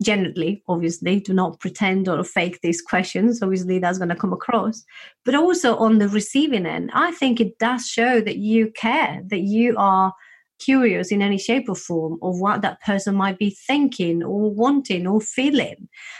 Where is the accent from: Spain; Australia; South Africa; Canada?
Spain; I'm from Spain, a place where we tend to be quite open.